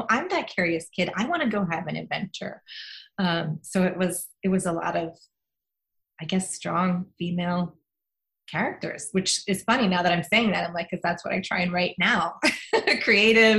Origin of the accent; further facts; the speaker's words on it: New York City, New York, United States; We grew up in Queens